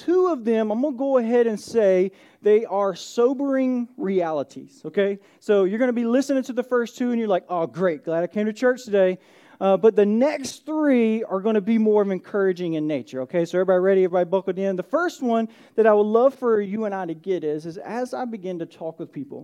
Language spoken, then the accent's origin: English; Atlanta, Georgia, United States; moved away as an adult; now in Lowcountry, South Carolina, United States; I grew up in Georgia